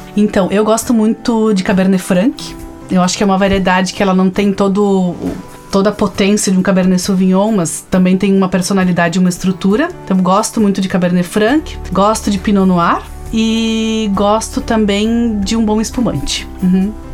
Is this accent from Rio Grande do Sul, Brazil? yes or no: yes; Flores da Cunha, Rio Grande do Sul, Brazil; Eu sou de Flores da Cunha